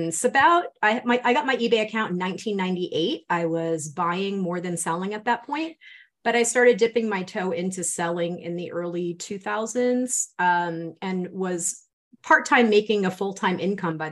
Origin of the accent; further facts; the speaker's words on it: Rhode Island, United States; moved away as an adult; now in Las Vegas, United States; I'm originally from Rhode Island. We live in Las Vegas now.